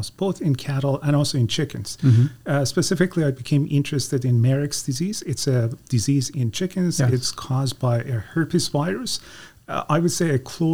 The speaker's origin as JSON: {"language": "English", "country": "Iran", "moved": "as an adult", "lives_now": "Guelph, Canada", "said": "I became a DVM student back in my home country of Iran"}